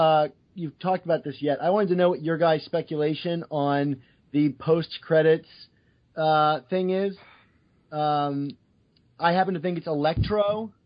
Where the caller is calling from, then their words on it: Maryland, United States; I'm calling from Maryland.